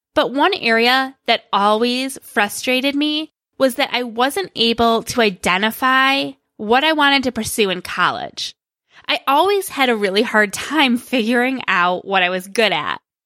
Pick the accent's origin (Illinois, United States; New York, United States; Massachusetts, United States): New York, United States; Greece; he managed a movie theater in my hometown of Greece, which is a suburb of Rochester, New York